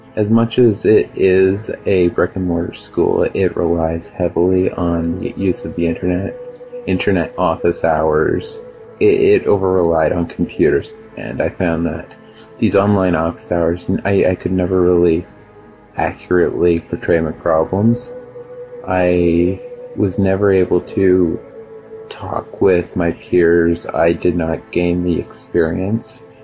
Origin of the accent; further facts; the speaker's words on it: Whitby, Ontario, Canada; I'm from Whitby, Ontario, in Canada